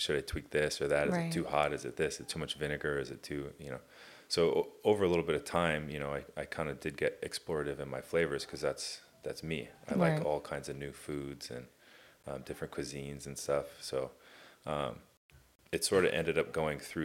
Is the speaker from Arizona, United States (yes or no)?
no; Irvine, California, United States; also born or lived in Tustin, California / Costa Mesa, California / Newport Beach, California; I grew up in Irvine.